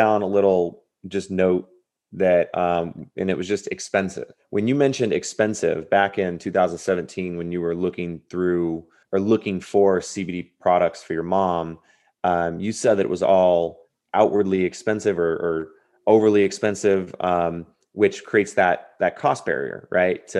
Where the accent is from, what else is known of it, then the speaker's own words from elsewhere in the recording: Southern California, United States; I grew up in Southern California